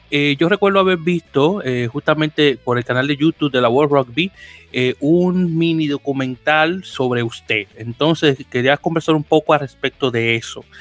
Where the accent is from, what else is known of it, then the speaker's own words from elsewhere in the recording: Santo Domingo, Distrito Nacional, Dominican Republic; nacido y criado en, en, en Capital, el Distrito Nacional, muy orgullosamente del barrio San Carlos